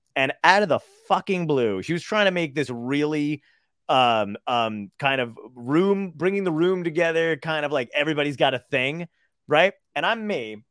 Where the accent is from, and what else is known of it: Toms River, New Jersey, United States; born or raised there; also born or lived in Brooklyn, New York